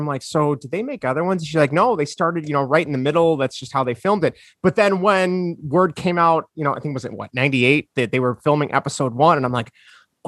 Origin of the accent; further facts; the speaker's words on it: Oak Lawn, Illinois, United States; I grew up in Oak Lawn